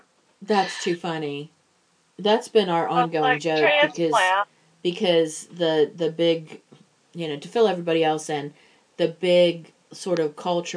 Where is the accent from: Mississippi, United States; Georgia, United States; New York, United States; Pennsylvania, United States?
Pennsylvania, United States; Pittsburgh; accent: Pittsburgh; Cuz I mean, I try very, very hard to cover my Pittsburgh accent. I really do.